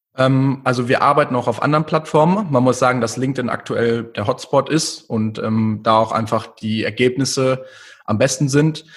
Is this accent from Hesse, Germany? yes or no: no; near Munich, Bavaria, Germany; also born or lived in New York; Ich bin äh, in der Nähe von München geboren und aufgewachsen